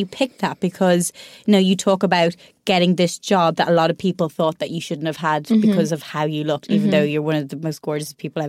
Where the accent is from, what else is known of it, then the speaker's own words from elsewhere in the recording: Ireland; because I'm Irish.